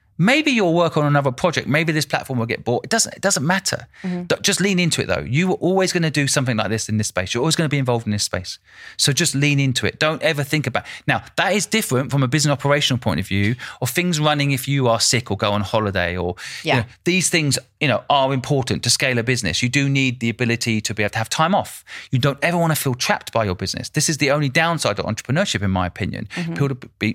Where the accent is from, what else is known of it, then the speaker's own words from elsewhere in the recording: United Kingdom; I'm also British.